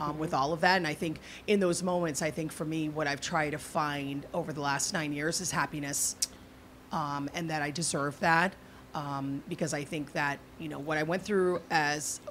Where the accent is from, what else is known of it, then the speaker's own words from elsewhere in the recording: Georgetown, Demerara-Mahaica, Guyana; now in United States; I was born in Georgetown, Guyana, so I'm Guyanese.